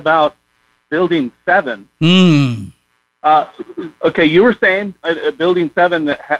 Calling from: California, United States; I'm from California.

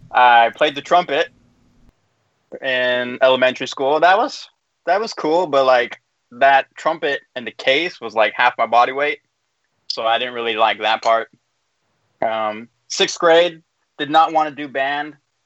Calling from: Union City, California, United States; I'm coming from Union City, California, which is in the Bay Area.

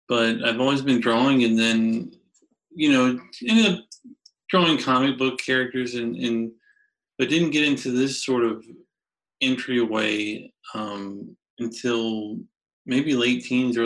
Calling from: Richmond, Virginia, United States; I'm calling just outside of Richmond, Virginia, home of … and ….

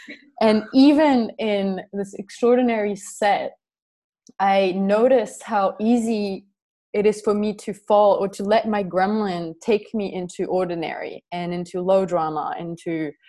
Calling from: Crete, Greece; I'm calling from Crete, and it's not wintry.

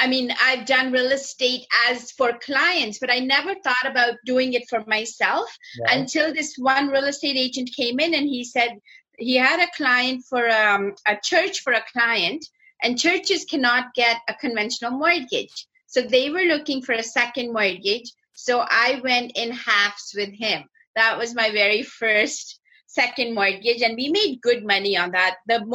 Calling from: Toronto, Ontario, Canada; I am in Toronto, Canada.

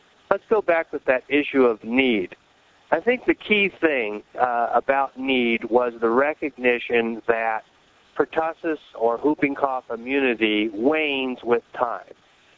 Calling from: Rochester, New York, United States; So I'm calling from Rochester, New York.

